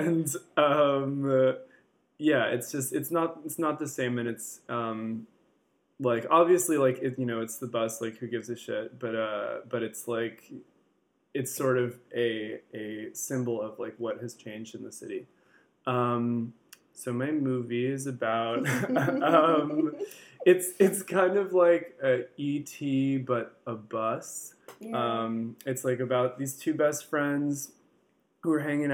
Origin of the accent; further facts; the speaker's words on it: San Francisco, California, United States; growing up, I'm from San Francisco